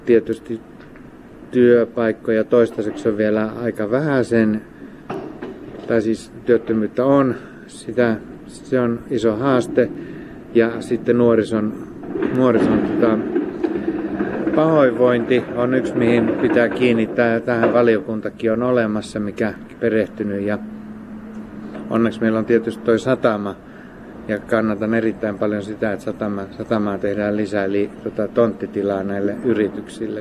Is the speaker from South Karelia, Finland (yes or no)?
yes; Lappeenranta, South Karelia, Finland; now in Hamina, Finland; Mä oon Lappeenrannasta kotoisin